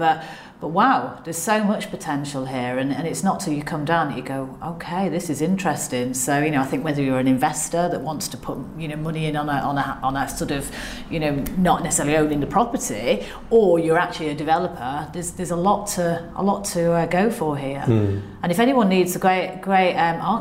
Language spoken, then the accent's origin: English; Manchester, North West England, United Kingdom; moved away as an adult; also born or lived in London; now in Swansea, United Kingdom; I'm from Manchester